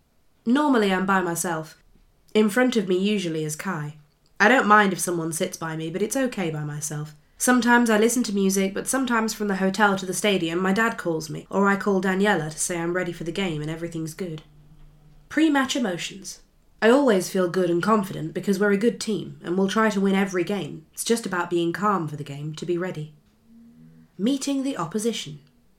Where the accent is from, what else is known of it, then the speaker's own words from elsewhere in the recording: Bucheon, Gyeonggi Province, South Korea; also born or lived in Pohang; now in England; since Bucheon is my hometown, I often went to watch their matches. I then lived in Pohang from secondary school, so I would go and watch Pohang games every week.